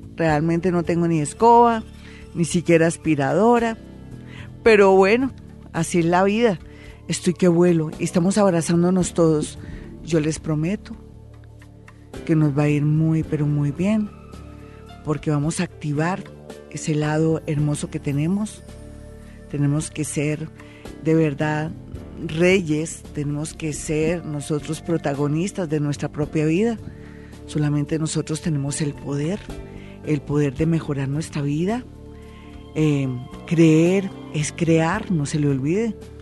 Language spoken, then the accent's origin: Spanish; Colombia; como colombiano